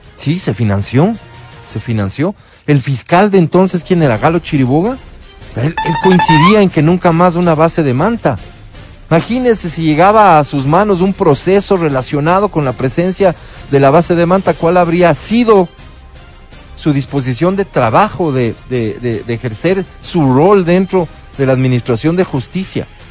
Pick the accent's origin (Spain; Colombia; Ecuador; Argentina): Ecuador; ciudadanos ecuatorianos